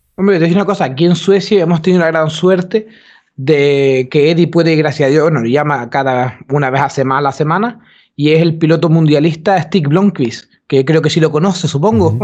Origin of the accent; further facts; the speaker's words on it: Gran Canaria, Canary Islands, Spain; now in Sweden; nosotros somos de Gran Canaria